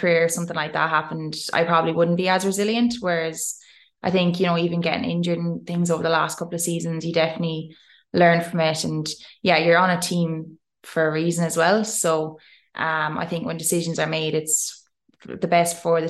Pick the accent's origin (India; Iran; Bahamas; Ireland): Ireland; moved away as an adult; now in Australia; I'm this Irish girl